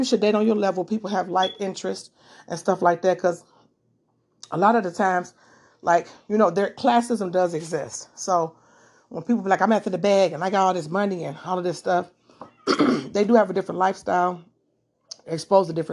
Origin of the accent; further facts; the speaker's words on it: Detroit, Michigan, United States; I am from Detroit